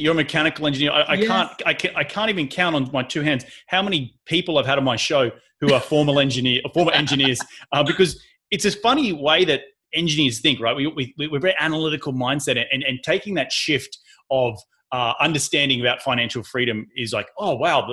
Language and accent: English; Australia; moved away as an adult; now in United States; being an Australian on the podcasting airways